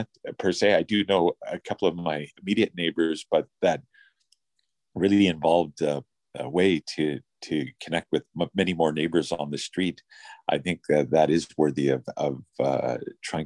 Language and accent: English; British Columbia, Canada; we are Canadians, we're British Columbians, we're from our respective cities